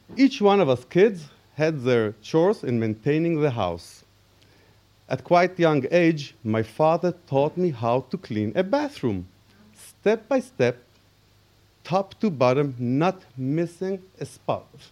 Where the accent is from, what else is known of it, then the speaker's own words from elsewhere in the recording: Israel; I was born in Israel to a Jewish Danish parents who just made Aliyah from Copenhagen.